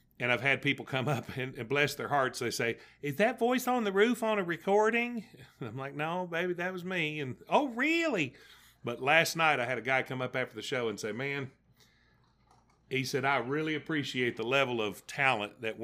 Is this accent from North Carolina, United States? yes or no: no; Tennessee, United States; I'm from Tennessee.